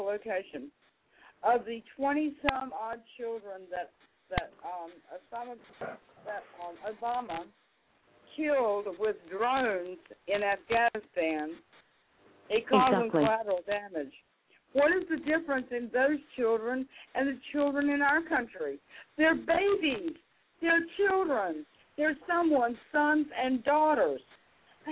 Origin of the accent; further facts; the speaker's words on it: United States; I'm an American.